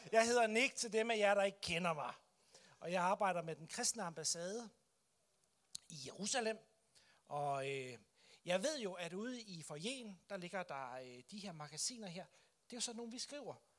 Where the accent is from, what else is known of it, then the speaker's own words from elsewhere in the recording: Denmark; for os som kristne, som danskere